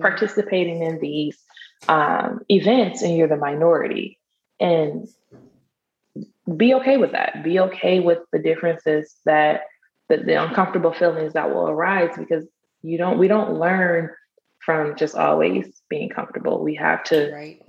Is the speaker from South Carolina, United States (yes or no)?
no; Michigan, United States; now in Texas, United States; I'm from, I'm, i live in Texas, but I'm from Michigan.